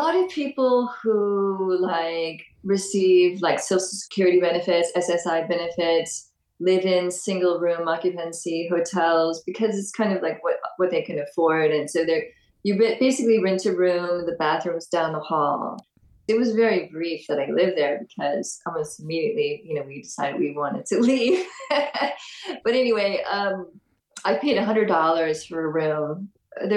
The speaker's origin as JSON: {"language": "English", "town": "Los Angeles", "region": "California", "country": "United States", "tie": "born or raised there", "also_born_or_lived": "Memphis, Tennessee / Nashville, Tennessee / San Diego, California", "moved": "as an adult", "lives_now": "Brooklyn, New York, United States", "said": "I grew up in LA, which is, I guess you could say, a large city, but it's not really a city. It's just more like a big suburban sprawl. And so I grew up in the Valley, San Fernando Valley"}